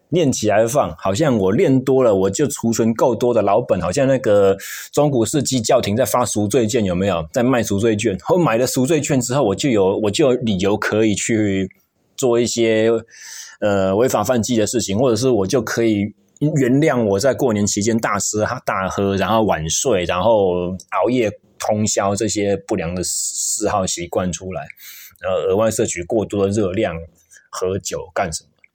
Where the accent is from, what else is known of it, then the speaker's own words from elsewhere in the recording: Taichung, Taiwan; moved away; 像我就是台中人嘛